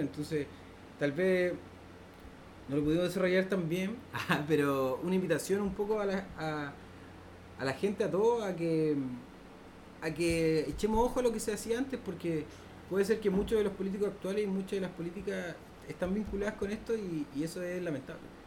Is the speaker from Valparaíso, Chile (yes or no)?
yes; Valparaíso, Chile; como porteño por ejemplo nos eliminaron nuestra cultura porque nosotros éramos tangueros